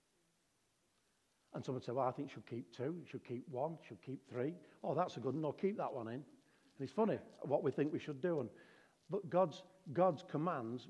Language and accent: English; Darwin, Northern Territory, Australia; I'm from Darwin